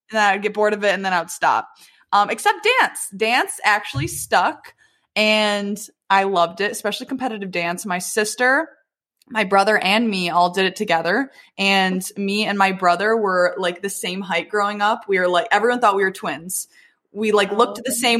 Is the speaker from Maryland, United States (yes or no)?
no; Detroit, Michigan, United States; also born or lived in Plymouth, Michigan; I am from the Detroit area, live in Plymouth